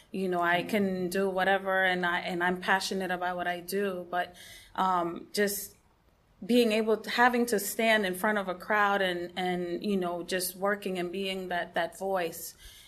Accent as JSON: {"language": "English", "town": "West Palm Beach", "region": "Florida", "country": "United States", "said": "And I am from West Palm Beach, and the name of our ministry is Anabaptist Family Group."}